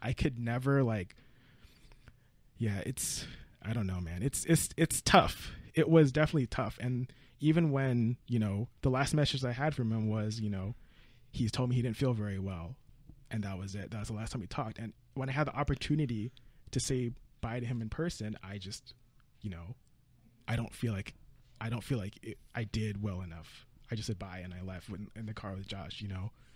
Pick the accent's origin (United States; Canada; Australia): United States; California; I'm from California